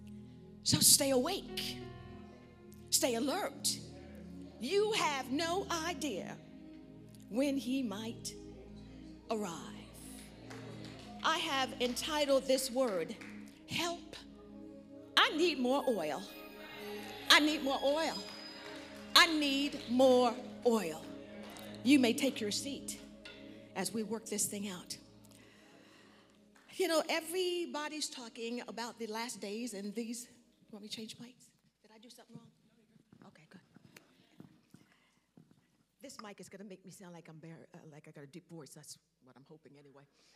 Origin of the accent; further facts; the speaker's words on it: New York, United States; accent: New York; now in Georgia, United States; I've been in South long enough to be a Georgia peach, but I still sound like somebody from New York